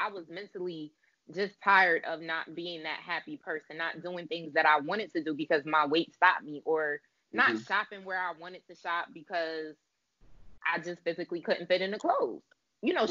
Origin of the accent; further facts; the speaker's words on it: New Haven, Connecticut, United States; I grew up in Connecticut in the New Haven area